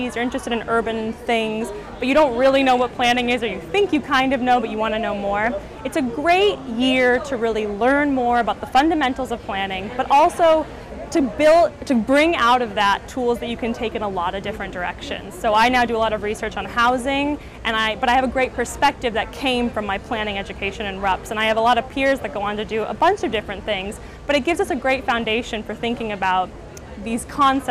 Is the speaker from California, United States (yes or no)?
no; Portland, Oregon, United States; now in London, United Kingdom